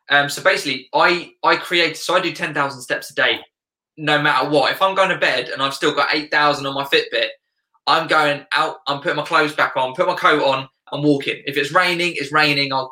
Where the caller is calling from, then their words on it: South East England, United Kingdom; Yeah, UK, right uh, south of England.